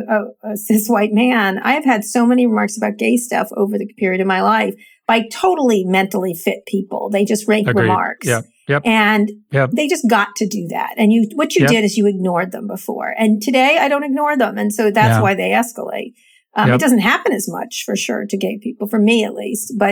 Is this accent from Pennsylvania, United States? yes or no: yes; Pennsylvania, United States; I was born in Pennsylvania, and my family lives there and is from there